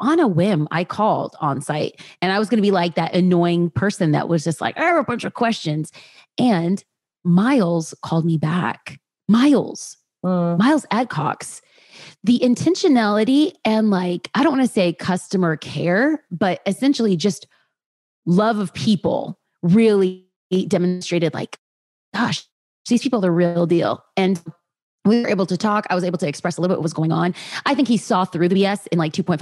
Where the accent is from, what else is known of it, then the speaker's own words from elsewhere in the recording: Los Angeles, California, United States; also born or lived in Orange County; born and raised in Los Angeles